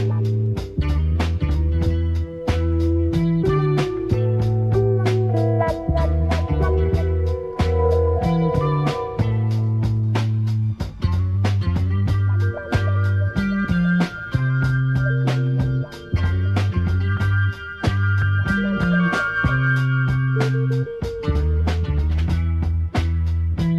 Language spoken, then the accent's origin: English; Panama; moved away; also born or lived in Colombia; yo nací en Panamá, but my dad's Colombian